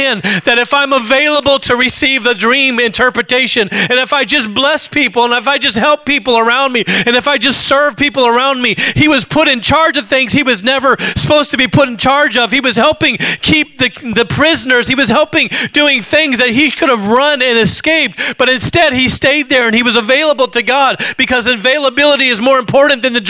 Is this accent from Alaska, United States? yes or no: yes; Alaska, United States; I grew up in Alaska